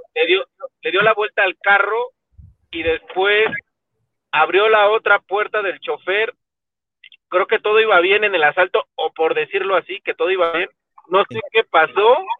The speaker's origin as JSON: {"language": "Spanish", "country": "Mexico", "said": "nosotros como mexicanos"}